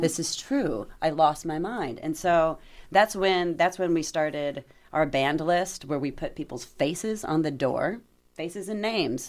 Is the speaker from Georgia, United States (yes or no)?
yes; Atlanta, Georgia, United States; moved away as an adult; also born or lived in Germany; now in Bloomington, United States; I'm from Atlanta, I'm from a major city